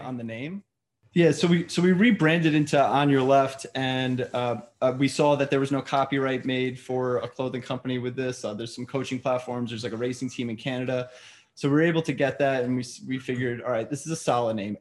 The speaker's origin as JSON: {"language": "English", "region": "New York", "country": "United States", "said": "I'm a New Yorker. You can't hear to my accent right now"}